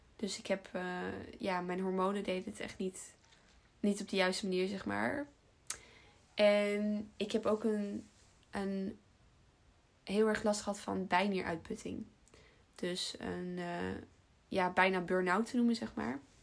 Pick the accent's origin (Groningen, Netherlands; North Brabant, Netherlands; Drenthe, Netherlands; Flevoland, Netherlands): Flevoland, Netherlands; Almere; also born or lived in Utrecht / Den Bosch; geboren in Almere daar ook opgegroeid.